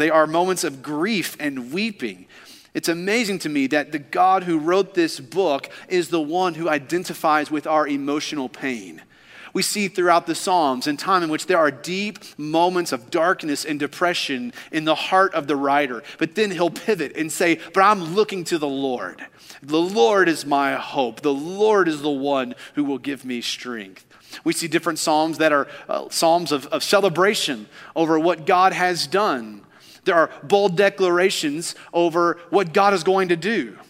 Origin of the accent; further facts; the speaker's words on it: Kentucky, United States; now in Alabama, United States; You see, growing up in Kentucky, I always assumed that the tornadoes only took place in the Midwest, in that tornado alley of Kansas, Texas, just all up in that area. But then I moved here and I realized, oh, Alabama is a tornado gathering place.